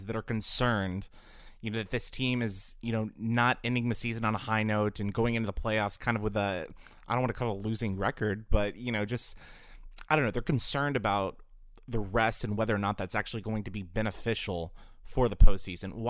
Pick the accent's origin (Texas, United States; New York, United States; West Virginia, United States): Texas, United States; Houston; I grew up in the Houston area